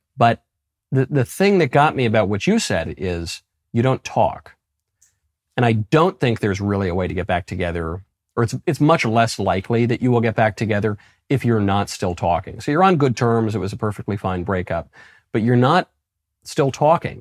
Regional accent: New York, United States; moved away as an adult; also born or lived in New Haven, Connecticut / Los Angeles, California; I'm from New York. I went to Yale and I lived in Los Angeles and worked in show business

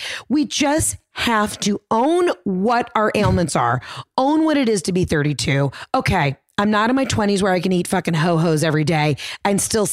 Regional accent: Atlanta, Georgia, United States; moved away as an adult; now in New York, United States; I was from Atlanta

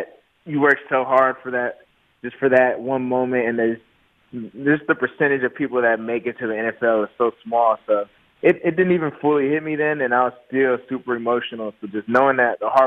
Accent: Southern California, United States; I'm from Southern California

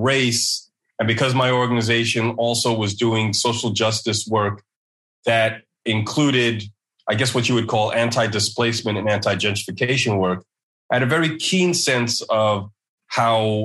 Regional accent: New York City, New York, United States; I was from Central Brooklyn

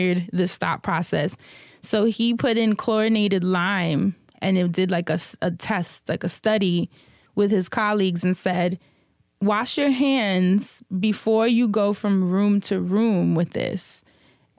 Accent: New York, United States; being a New Yorker

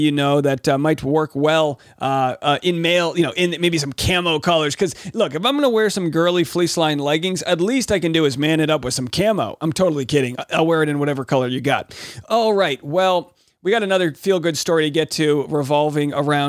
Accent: Rhode Island, United States; my hometown in Rhode Island

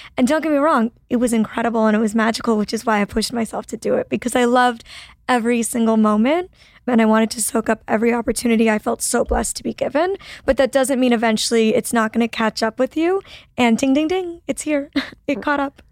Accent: Toronto, Ontario, Canada; moved away as an adult; now in Los Angeles, United States; I'm like originally from Toronto, Canada

